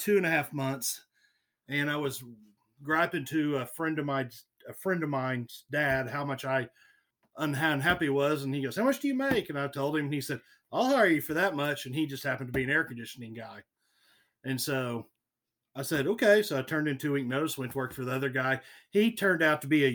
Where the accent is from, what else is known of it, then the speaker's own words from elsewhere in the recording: Mannford, Oklahoma, United States; also born or lived in Stillwater, Oklahoma; now in Tulsa, United States; I grew up on Lake Keystone and went to K through eighth grade at Keystone Public Schools, a little small independent school district right outside of Manford